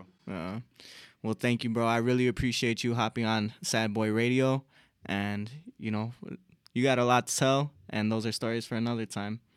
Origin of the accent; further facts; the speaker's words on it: Chicago, Illinois, United States; we're from Chicago